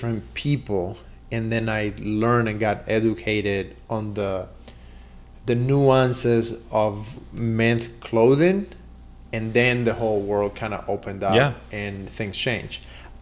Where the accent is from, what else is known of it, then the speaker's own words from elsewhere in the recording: Cuba; moved away; I grew up in Cuba